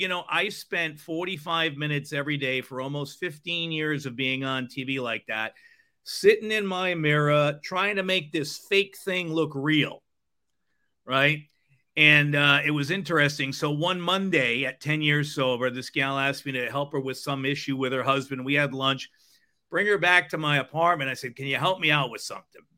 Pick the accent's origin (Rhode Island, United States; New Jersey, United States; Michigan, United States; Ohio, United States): Rhode Island, United States; moved away; also born or lived in Fort Lauderdale, Florida / Alaska; I grew up in Rhode Island